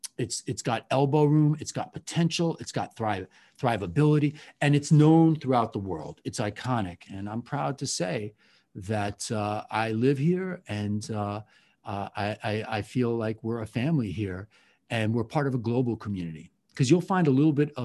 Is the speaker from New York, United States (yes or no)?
yes; New York City, New York, United States; I'm born and raised in the Bronx, the birthplace of hip hop.